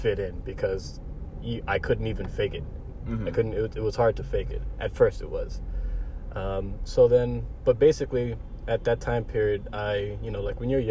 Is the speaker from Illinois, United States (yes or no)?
yes; Chicago, Illinois, United States; I was born here in Chicago, and my family was born in South Africa